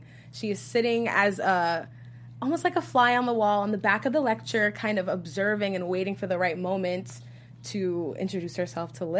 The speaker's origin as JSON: {"language": "English", "town": "New York City", "region": "New York", "country": "United States", "said": "I'm from Brooklyn"}